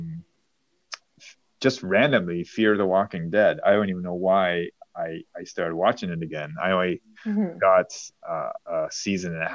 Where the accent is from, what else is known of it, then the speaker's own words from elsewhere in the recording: Toronto, Ontario, Canada; my hometown of Toronto